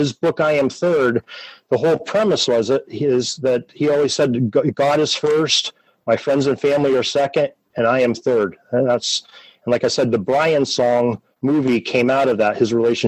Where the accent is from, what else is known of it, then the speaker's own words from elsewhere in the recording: Erie, Pennsylvania, United States; my hometown of Erie, Pennsylvania